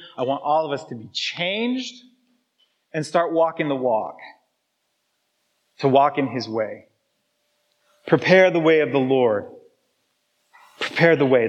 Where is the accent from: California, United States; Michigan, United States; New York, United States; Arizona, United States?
Arizona, United States; now in Seattle, United States; where I grew up in Arizona